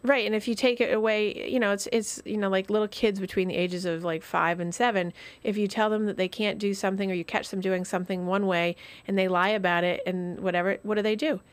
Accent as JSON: {"language": "English", "region": "Vermont", "country": "United States", "tie": "born or raised there", "moved": "yes", "said": "I grew up in Vermont"}